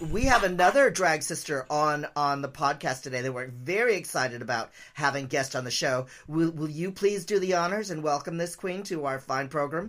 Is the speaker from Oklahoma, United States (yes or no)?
no; San Francisco, California, United States; I grew up in San Francisco, uh, you know, in the seventies and eighties